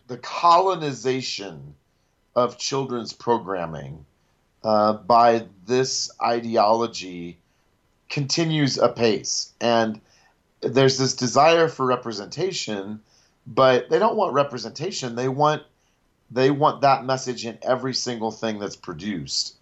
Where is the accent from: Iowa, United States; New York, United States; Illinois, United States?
Iowa, United States; Ames; I was born in Ames, which is where Iowa State is, at Mary Greeley Hospital. and my entire family on my dad's side went to Iowa State. So, I grew up, we had season tickets